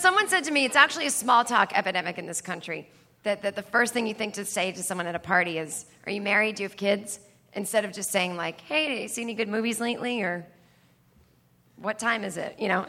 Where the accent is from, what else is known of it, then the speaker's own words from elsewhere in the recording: Needham, Massachusetts, United States; I grew up in Needham, Massachusetts